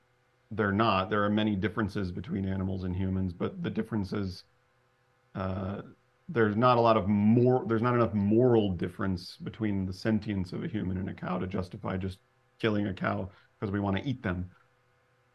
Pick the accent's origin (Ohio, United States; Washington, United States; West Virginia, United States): West Virginia, United States; I'm from West Virginia, like I know people who hunt. I grew up around hunting